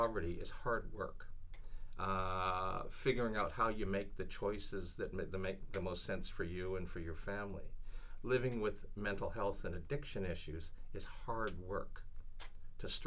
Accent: Vancouver, British Columbia, Canada; my peers growing up in Raymer

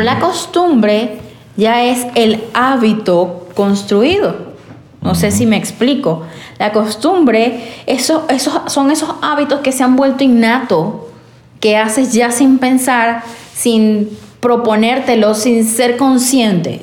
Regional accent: Venezuela; now in United States; Somos venezolanos, inmigrantes haciendo vida en Estados Unidos

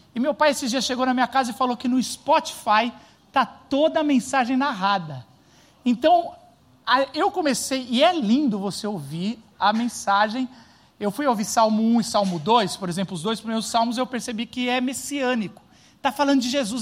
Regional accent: São Paulo, Brazil; a gente é paulistano

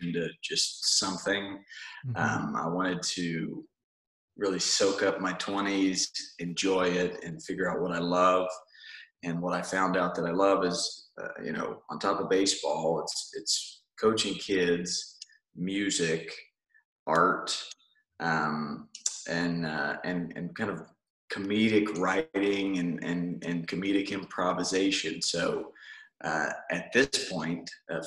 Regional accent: North Carolina, United States; moved away as an adult; also born or lived in Rhode Island; now in Southern California, United States; I grew up in North Carolina

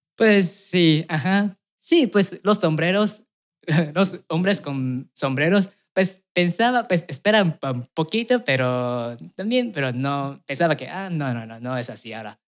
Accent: Aichi, Japan; Spanish is a second language; moved away as an adult; now in Mexico; que vengo de Japón

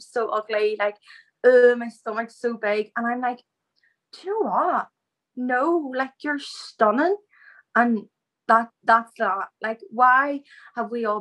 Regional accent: outside Lurgan, Northern Ireland, United Kingdom; I'm from Abergallen, so it's just outside Largan

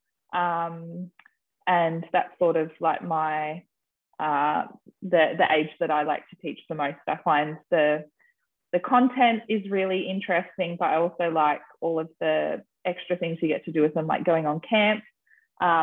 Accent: Australia; I am Australian

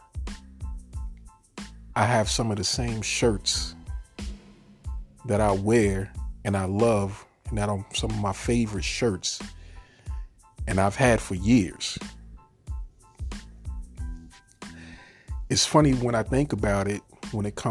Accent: New York, United States; moved away as an adult; now in Virginia, United States; I'm from New York And when I purchased it, I lived in New York at that time. And then when I moved to Virginia

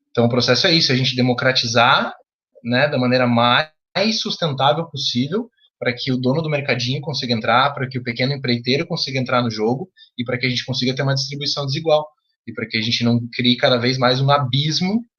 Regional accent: Curitiba, Paraná, Brazil; como, bom, como bom curitibano, né?

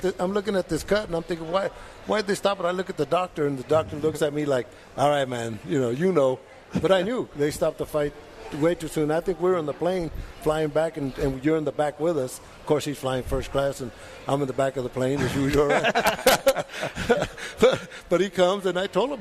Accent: Planada, California, United States; moved away; I grew up in Planada, the San Joaquin Valley by Merced.

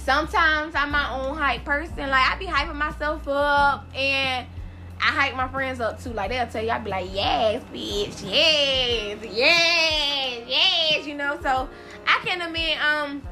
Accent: South Carolina, United States; my roots, I am from South Carolina

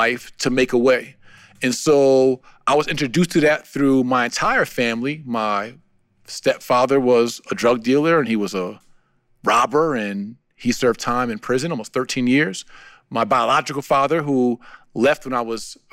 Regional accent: New Jersey, United States; I'm from New Jersey, standing on a street corner with Timberland boots on and a big puffy coat, wintertime, even through high school

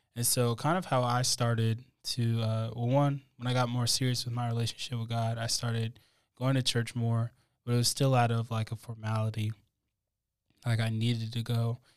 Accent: United States; our individualistic society in America

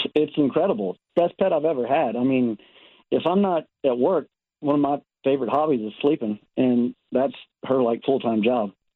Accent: Texas, United States; now in Southern California, United States; I'm originally from Texas. I, I have a twin brother, and uh, we moved out here. Shoot, 17 years ago

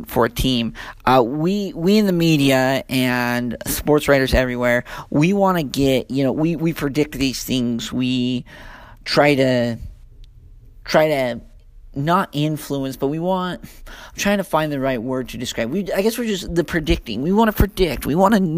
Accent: Utah, United States; I'm from Utah

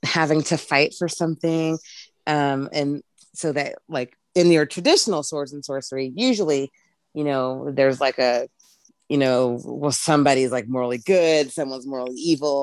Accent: the Bible Belt, Southern United States, United States; I grew up in the Bible Belt.

